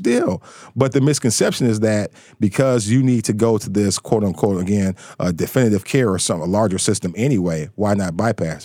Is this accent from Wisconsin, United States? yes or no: no; Detroit, Michigan, United States; also born or lived in Pittsburgh, Pennsylvania; I was born and raised in Detroit